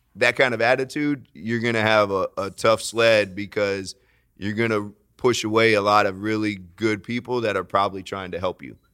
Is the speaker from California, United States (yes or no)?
no; Florida, United States; I'm from Florida, lots of hurricanes